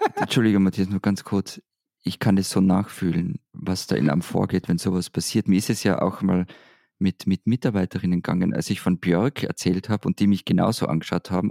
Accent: Austria; Als Österreicher

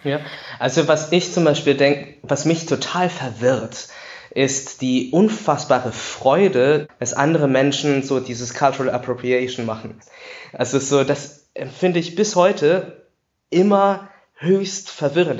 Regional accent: Düren, North Rhine-Westphalia, Germany; Ich bin natürlich in Düren aufgewachsen

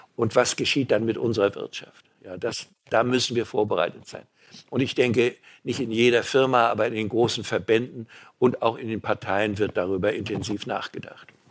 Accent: Mecklenburg-Vorpommern, Germany; Erstens bin ich Mecklenburger

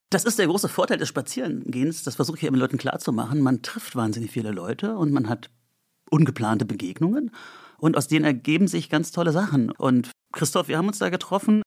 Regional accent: Andernach, Rhineland-Palatinate, Germany; also born or lived in Bonn; now in Berlin, Germany; Im, in Andernach bin ich aufgewachsen und in Bonn

